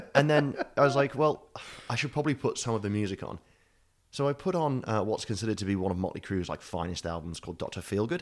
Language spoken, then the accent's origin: English; United Kingdom